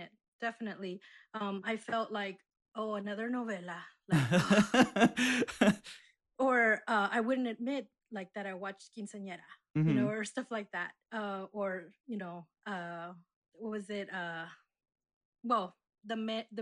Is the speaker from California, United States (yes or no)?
yes; Gardena, California, United States; I grew up in Gardena